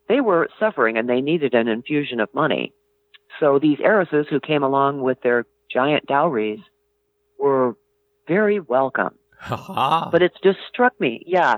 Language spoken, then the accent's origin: English; Michigan, United States; moved away as an adult; I grew up in Michigan.